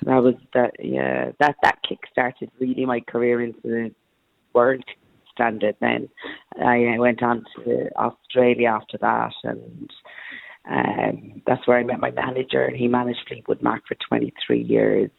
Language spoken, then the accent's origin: English; Cork, Munster, Ireland; I'm Irish Jamaican, born and bred in Cork and adopted.